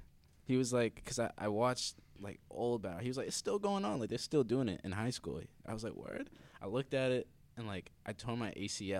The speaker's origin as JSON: {"language": "English", "town": "Boston", "region": "Massachusetts", "country": "United States", "tie": "born or raised there", "also_born_or_lived": "Hyde Park, Boston", "said": "I am from Boston, Massachusetts, born and raised. Lived in Mattapan my whole life till I went to college at UMaine. And we moved to Hyde Park, which is 2 blocks away."}